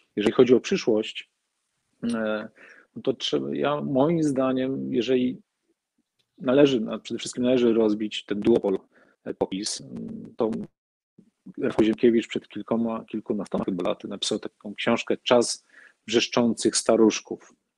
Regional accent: Olsztyn, Warmian-Masurian Voivodeship, Poland; jako patriota mojej małej ojczyzny, Olsztyna, Warmii, Mazur

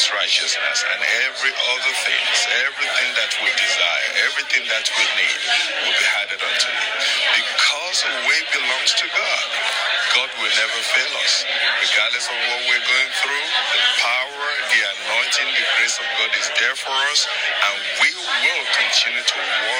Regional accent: Nairobi, Kenya; I'm from Nairobi, Kenya

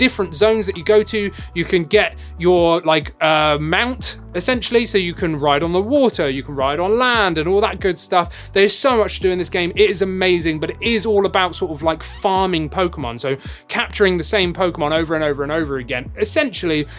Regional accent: England, United Kingdom; I'm English

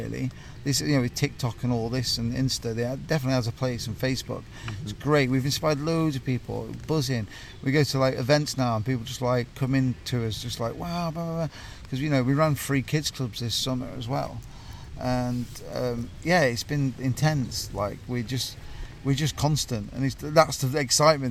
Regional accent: North Nottinghamshire, East Midlands, United Kingdom; I'm from North Nottinghamshire, coal mining town

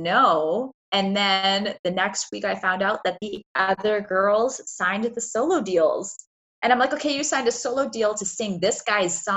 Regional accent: Canada; I'm from Canada

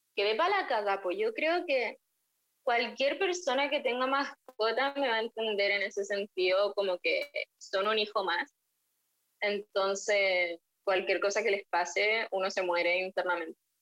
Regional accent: Iquique, Tarapacá, Chile; moved away as an adult; now in La Plata, Argentina; soy chilena, claramente, se me nota kilómetros que soy chilena y de Iquique

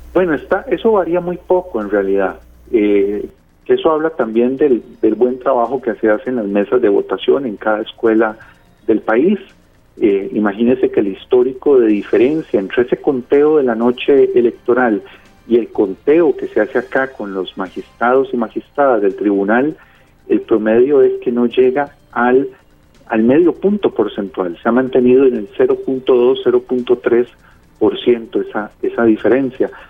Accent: Costa Rica; Somos expertos los costarricenses en eso

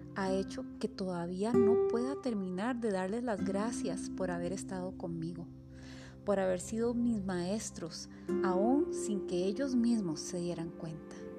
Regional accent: San Rafael, San José, Costa Rica; Soy de Coronado, San Rafael.

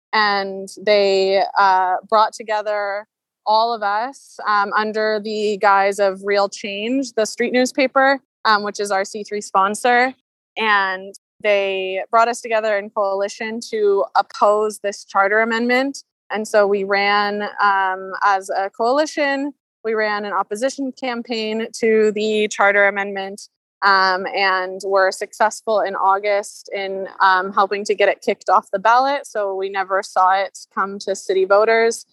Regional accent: Seattle, Washington, United States; I grew up in Seattle in a like middle class homeowner family

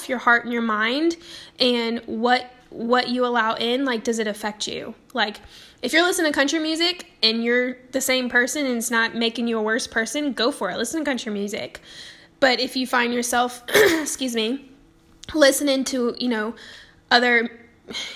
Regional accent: the South, United States; I grew up in the South

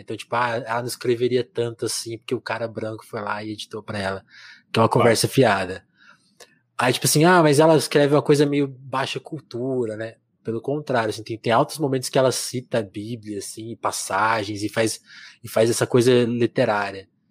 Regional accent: interior of São Paulo, Brazil; eu sou de interior de São Paulo

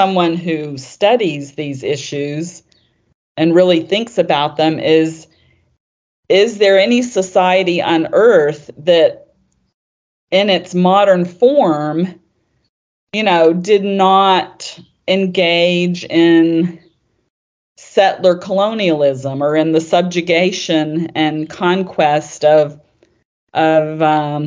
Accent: Deep South, United States; I grew up in the Deep South

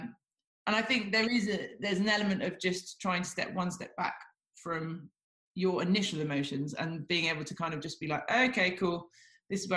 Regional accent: Devon, South West England, United Kingdom; growing up in Devon, you don't really come across that many people

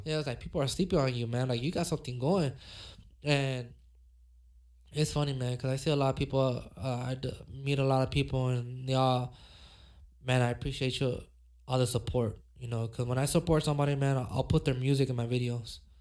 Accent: Los Angeles, California, United States; me growing up in South Central

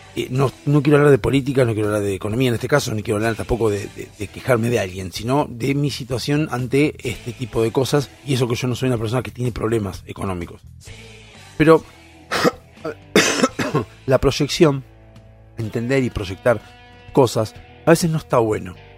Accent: Argentina; somos los argentinos

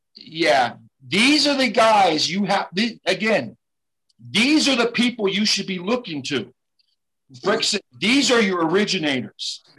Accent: West Coast, United States; I'm from the West Coast

